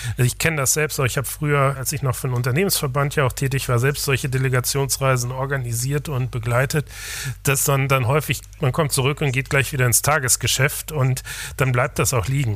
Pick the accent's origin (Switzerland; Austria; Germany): Germany; wir sind uns auch als Deutsche